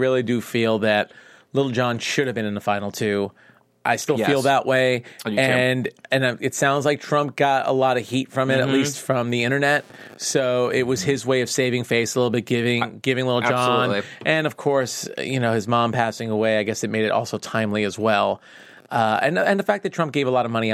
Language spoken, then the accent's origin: English; New York, United States; I'm from New York